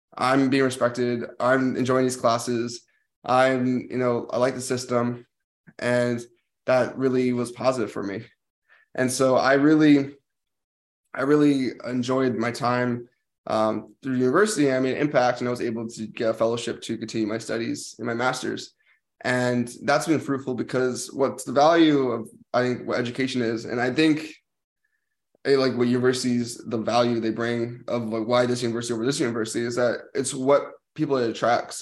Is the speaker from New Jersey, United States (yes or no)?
yes; New Jersey, United States; moved away as an adult; also born or lived in Washington, D.C.; this is where I lived in New Jersey, which was like I went to a specialized school, but a lot of people I played sports with were my hometown friends